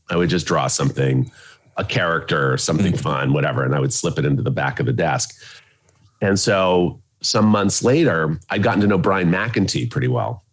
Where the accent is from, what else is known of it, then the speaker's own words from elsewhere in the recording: Bay Area, California, United States; now in Glendale, United States; I'm from the Bay Area